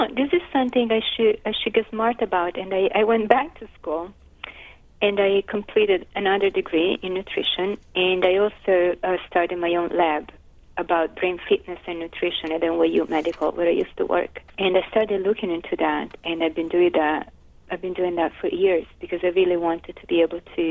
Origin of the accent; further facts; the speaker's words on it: Florence, Tuscany, Italy; moved away as an adult; now in New York, United States; I'm from Florence in Italy, and I moved to New York